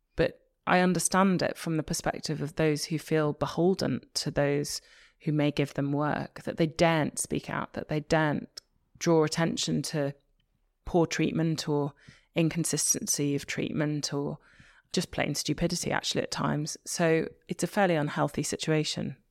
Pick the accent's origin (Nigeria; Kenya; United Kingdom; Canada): United Kingdom; Liverpool, North West England; I'm from Liverpool